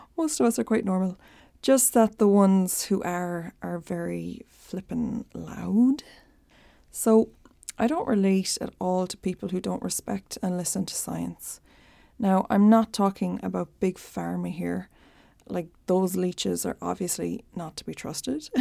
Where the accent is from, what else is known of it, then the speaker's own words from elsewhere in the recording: Ireland; accent: Irish; I'm Irish, in case it's not a giveaway from my accent. When I was a baby in the eighties, my dad had the opportunity to relocate us to New York, but they decided to stick with rural Ireland.